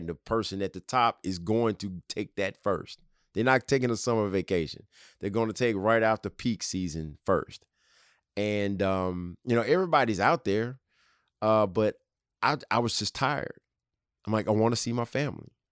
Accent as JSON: {"language": "English", "region": "Tennessee", "country": "United States", "tie": "born or raised there", "said": "my home state of Tennessee"}